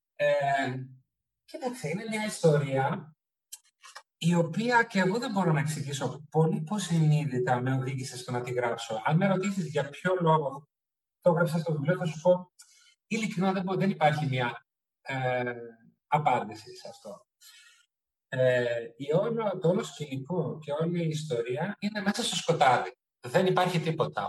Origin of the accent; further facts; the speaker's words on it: Germany; moved away as an adult; also born or lived in Crete, Greece; now in Athens, Greece; Έζησα στη Γερμανία μέχρι τα 18 μου